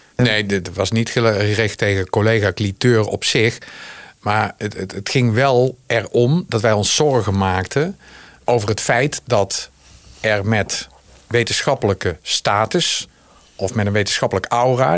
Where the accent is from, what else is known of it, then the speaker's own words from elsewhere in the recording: Zundert, North Brabant, Netherlands; accent: regional; moved away; Ik zelf kom ook uit, de, eh, zoals je kunt horen aan mijn stem, uit de regio. Uit een regio.